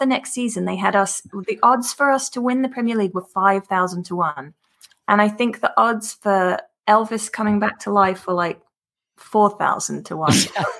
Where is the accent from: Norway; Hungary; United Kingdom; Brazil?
United Kingdom; London; moved away; also born or lived in New York; I'm from London, so we would fly back from New York